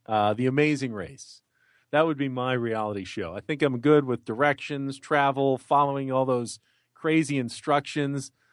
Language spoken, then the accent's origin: English; San Diego, California, United States; not only is it my hometown